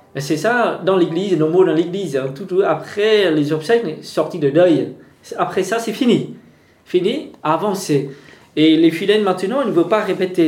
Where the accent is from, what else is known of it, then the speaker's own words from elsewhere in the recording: Vietnam; French is a second language; now in France; quand j'ai à ma jeunesse, j'ai déjà eu comme ça chez moi au Vietnam